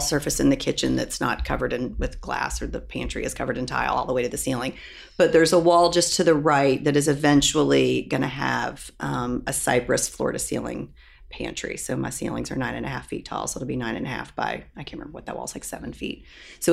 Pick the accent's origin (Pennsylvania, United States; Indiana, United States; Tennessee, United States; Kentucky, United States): Kentucky, United States; Louisville; I'm from Louisville.